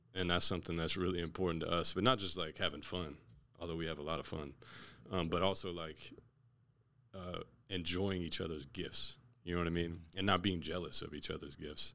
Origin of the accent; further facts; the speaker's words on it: Naples, Florida, United States; now in Orlando, United States; I'm from Naples, Florida.